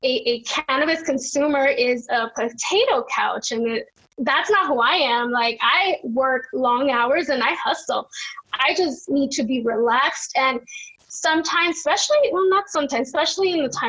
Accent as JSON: {"language": "English", "town": "Los Angeles", "region": "California", "country": "United States", "tie": "born or raised there", "said": "growing up in South Central"}